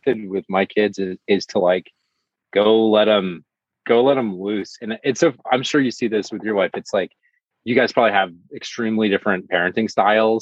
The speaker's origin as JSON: {"language": "English", "region": "Michigan", "country": "United States", "tie": "born or raised there", "moved": "yes", "lives_now": "Los Angeles, United States", "said": "I grew up in Michigan"}